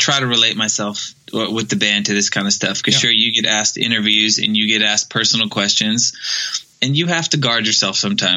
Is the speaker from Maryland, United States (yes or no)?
yes; Maryland, United States; I'm actually from Maryland